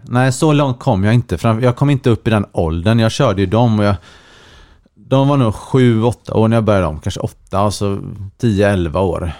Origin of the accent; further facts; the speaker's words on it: Partille, Västra Götaland, Sweden; moved away as an adult; also born or lived in Linköping; now in Stockholm, Sweden; Jag är född och uppvuxen i eh, Sävedalen, Partille, nära Göteborg